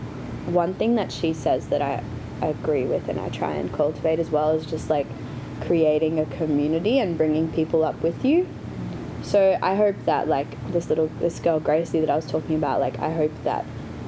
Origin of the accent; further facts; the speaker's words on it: Brisbane, Queensland, Australia; moved away as an adult; now in Los Angeles, United States; I'm from Brisbane